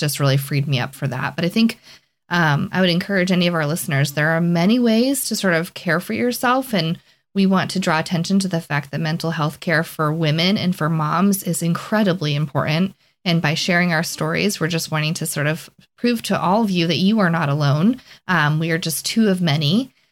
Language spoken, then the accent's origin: English; Plymouth, Massachusetts, United States; moved away as an adult; I was born and raised in Plymouth, Massachusetts